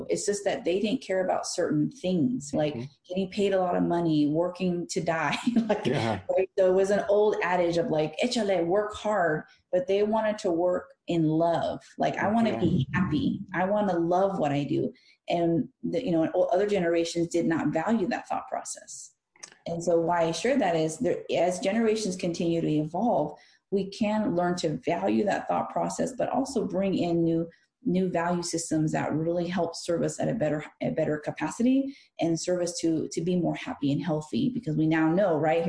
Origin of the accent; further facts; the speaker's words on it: California, United States; because we're from California, they assumed, and it's a fair assumption, that you're from Mexico.